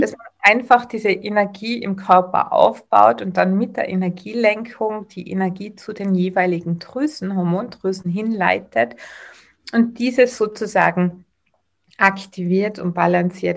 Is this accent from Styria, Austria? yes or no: no; Tyrol, Austria; accent: Tyrolean; Ich bin aus Tirol, wie man wahrscheinlich ein wenig hören wird.